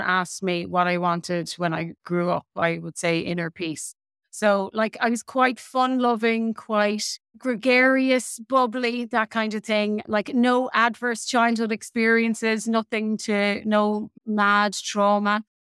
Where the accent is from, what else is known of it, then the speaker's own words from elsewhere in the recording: Midlands, Ireland; I had a really typical nineteen eighties upbringing in Ireland